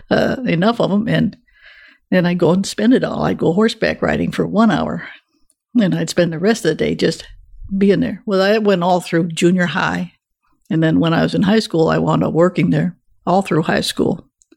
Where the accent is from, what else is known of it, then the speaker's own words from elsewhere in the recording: Michigan, United States; moved away as an adult; I was raised in Michigan.